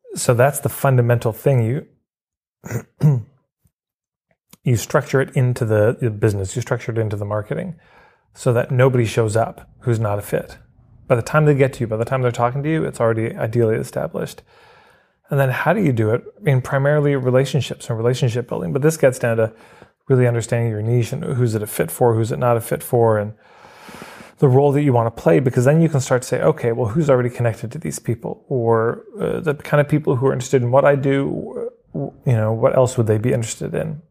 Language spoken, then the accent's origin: English; Edmonton, Alberta, Canada; I grew up in Edmonton, Alberta.